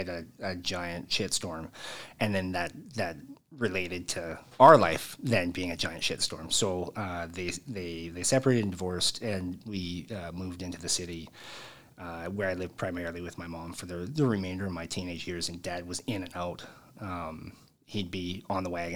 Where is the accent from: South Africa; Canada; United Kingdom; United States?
Canada; Edmonton, Alberta; also born or lived in Devon, Alberta; I was born and raised originally in Edmonton